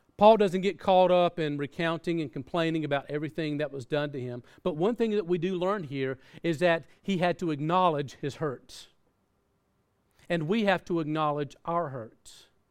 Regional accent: the South, United States; I grew up in the South

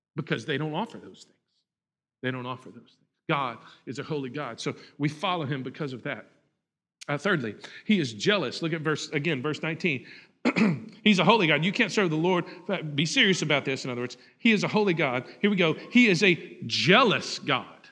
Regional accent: Huntsville, Texas, United States; I grew up in Huntsville, and so Sam Houston is a big part

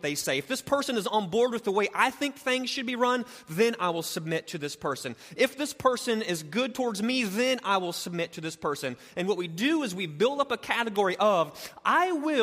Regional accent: United States; I'm an American

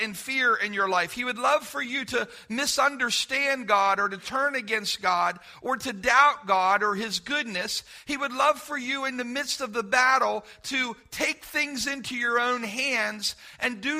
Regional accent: Centerville, United States; When I was a kid growing up in Centerville

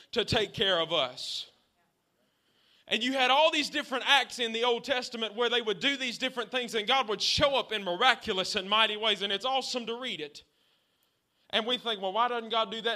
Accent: the South, United States; Since I'm from the South

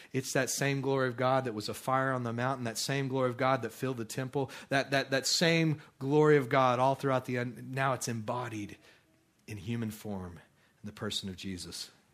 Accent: Midland, Texas, United States; I grew up out in Midland, Texas, and that place is pretty barren

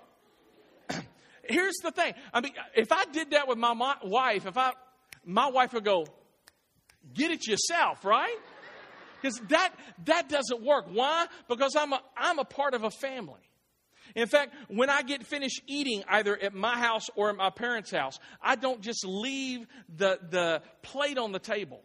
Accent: Clarksville, United States; moved away as an adult; I was born here in Clarksville. My parents still live here in Clarksville

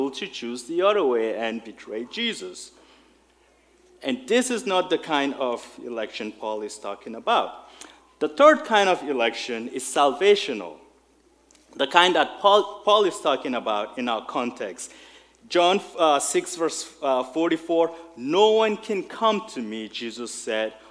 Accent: Nigeria; moved away; I remember growing up in Nigeria in school.

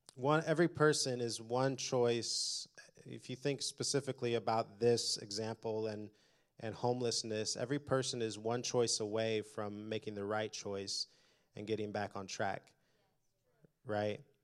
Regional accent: Indianapolis, Indiana, United States; also born or lived in Detroit; I was born in Detroit, grew up in Indianapolis

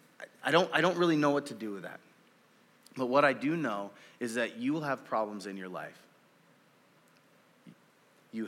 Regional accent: Oakland, California, United States; also born or lived in Marysville; now in Wenatchee, United States; I grew up in California. I grew up in inner city Oakland

